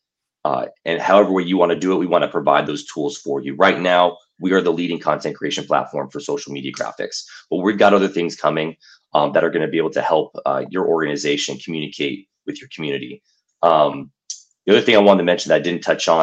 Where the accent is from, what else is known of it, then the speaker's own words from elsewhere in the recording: Los Angeles, California, United States; I'm born and raised in Los Angeles